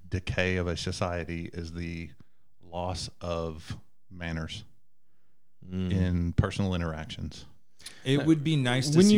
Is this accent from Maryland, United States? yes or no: no; Texas, United States; accent: Texas; they hear my southern accent